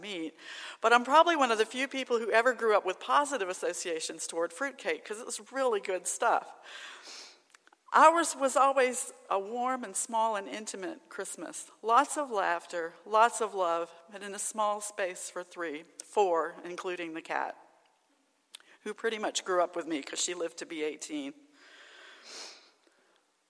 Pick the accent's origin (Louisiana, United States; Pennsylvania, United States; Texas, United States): Louisiana, United States; Alexandria; moved away; my hometown of Alexandria, Louisiana